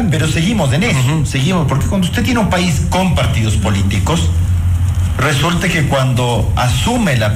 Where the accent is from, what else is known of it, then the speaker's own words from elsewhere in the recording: Ecuador; Y eso somos los ecuatorianos.